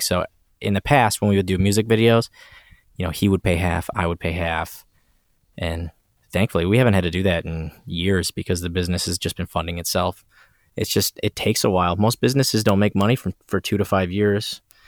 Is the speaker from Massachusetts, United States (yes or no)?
no; Port Huron, Michigan, United States; my hometown of Port Huron, Michigan